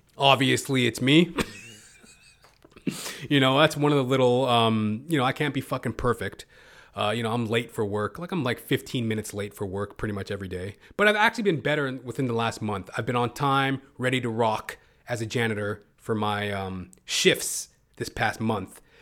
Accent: Toronto, Ontario, Canada; I'm hailing out of Toronto, Canada. You know, I am a Canadian

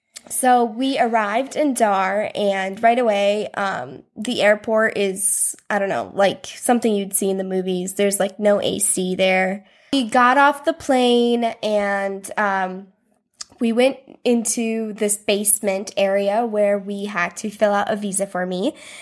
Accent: South Dakota, United States; I'm from South Dakota.

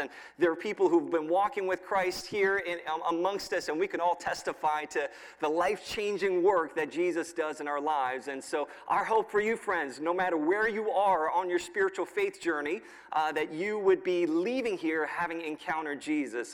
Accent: New York, United States; now in State College, United States; I grew up in New York, so I'm used to some cold weather

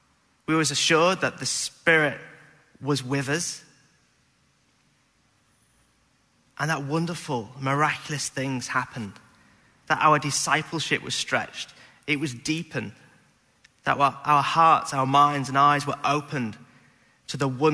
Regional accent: Beverley, Yorkshire and the Humber, United Kingdom; moved away; When I was a youth leader back in Beverley, my hometown

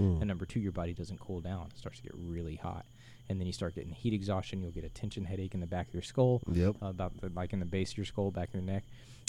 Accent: Florida, United States; I am from Florida.

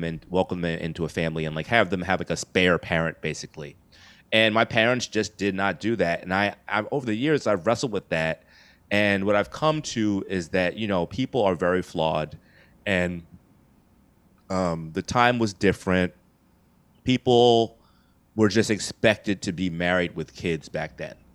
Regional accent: New York City, New York, United States; I was born here in New York City, uh, Queens, New York

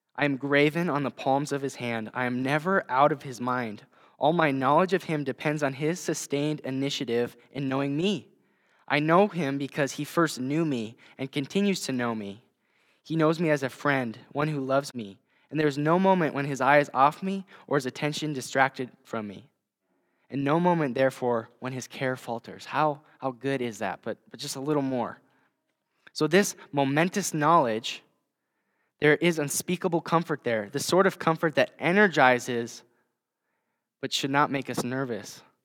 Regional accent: Hills-Beaver Creek area, Minnesota, United States; now in Vermillion, United States; I actually grew up just, uh, about twenty miles from here, um, in the Hills Beaver Creek area

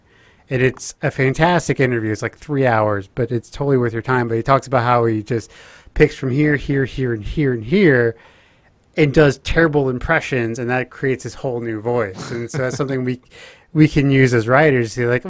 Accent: Texas, United States; I'm from Texas

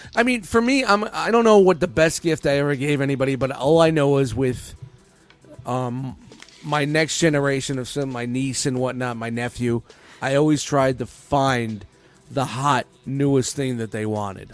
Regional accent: New York City, New York, United States; we grew up in Canarsie, Brooklyn.

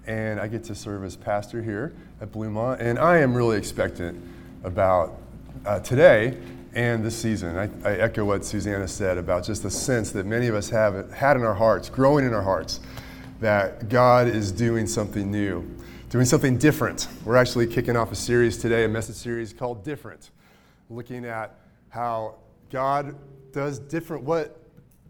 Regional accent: Mayetta, Kansas, United States; I'm from Mayetta, Kansas, even really small

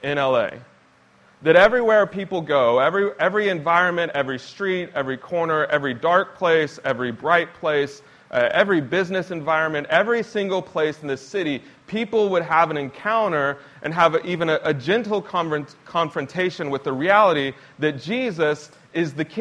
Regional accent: Lisbon, Portugal; my hometown of Lisbon, Portugal

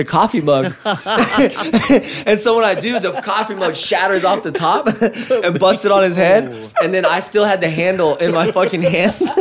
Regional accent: Northwest Arkansas, United States; moved away as an adult; also born or lived in Oklahoma; now in Texas, United States; I was from Northwest Arkansas

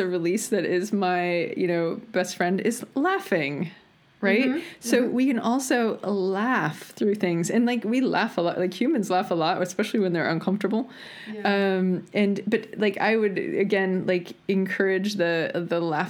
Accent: United States; I'm American

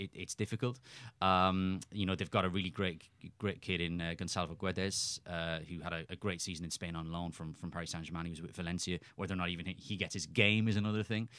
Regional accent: Cork, Munster, Ireland; moved away; also born or lived in Winnipeg; I was a kid growing up in Cork in Ireland

